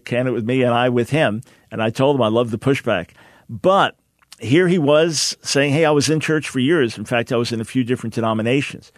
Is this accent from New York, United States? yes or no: yes; Island Park, New York, United States; born or raised there